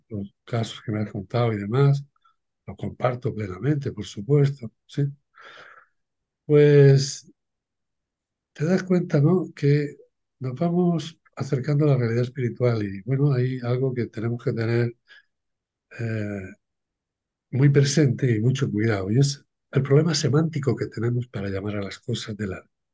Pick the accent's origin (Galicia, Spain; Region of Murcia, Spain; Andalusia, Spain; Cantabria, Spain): Region of Murcia, Spain; Cartagena; Nací en un pueblo de pescadores, aquí en, el Levante, en sureste de España, en Cartagena